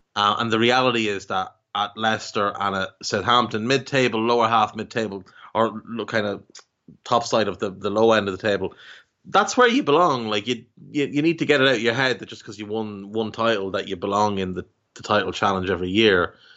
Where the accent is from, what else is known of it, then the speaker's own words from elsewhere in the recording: Ireland; as an Irishman